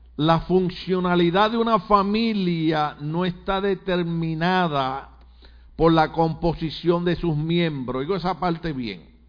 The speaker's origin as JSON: {"language": "Spanish", "country": "Puerto Rico", "moved": "yes", "said": "en Puerto Rico usamos expresiones malas, hablamos mal, aunque ustedes hablan más malo que nosotros"}